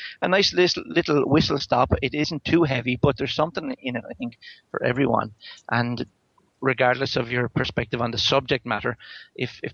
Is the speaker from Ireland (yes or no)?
yes; Ireland; I am Irish